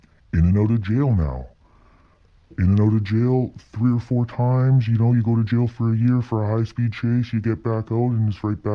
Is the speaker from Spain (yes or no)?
no; Lower Mainland, British Columbia, Canada; I grew up in the Lower Mainland.